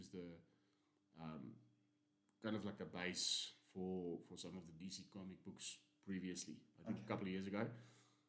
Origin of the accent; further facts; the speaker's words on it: South Africa; we are South African